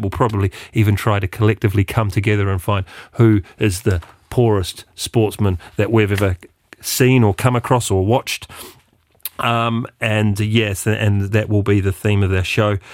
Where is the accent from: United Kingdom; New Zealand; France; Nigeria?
New Zealand; being a Kiwi